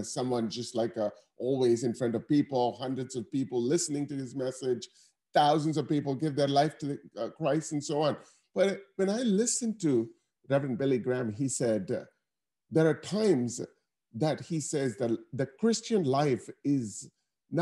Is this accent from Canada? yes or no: no; Chennai, Tamil Nadu, India; now in United States; I was able to grow up from that country to come here to become a senior vice president at Bank of America